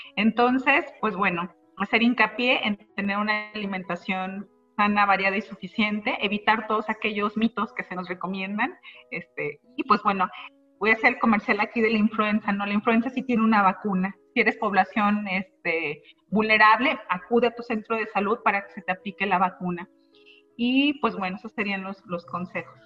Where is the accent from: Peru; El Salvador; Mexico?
Mexico; por nuestra dieta como mexicanos